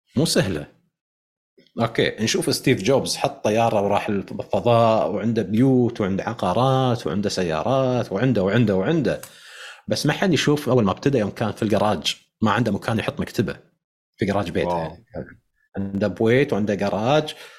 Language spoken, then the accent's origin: Arabic; Kuwait; عندنا بالكويت